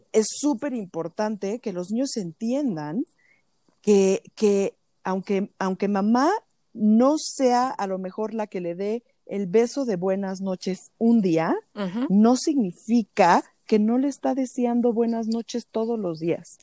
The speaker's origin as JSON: {"language": "Spanish", "country": "Mexico", "said": "como mujeres y más como mujeres mexicanas"}